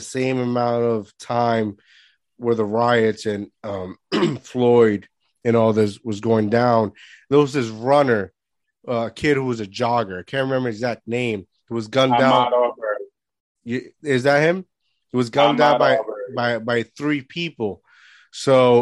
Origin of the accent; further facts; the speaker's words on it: Puerto Rico; moved away; I was born here, right? And I grew up in Puerto Rico